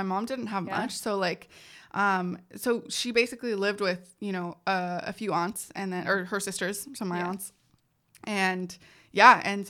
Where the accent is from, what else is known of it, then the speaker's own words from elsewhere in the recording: San Jose, California, United States; born there; I was born in San Jose, California. Yeah, here.